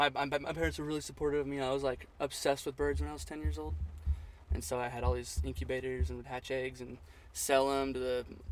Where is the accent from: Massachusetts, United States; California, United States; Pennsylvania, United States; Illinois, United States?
California, United States; Northern; moved away as an adult; also born or lived in San Angelo, Texas; I was born in Southern California, and then when I was about 2 years old, my family moved to Northern California, and that's kind of where we lived until I turned 18.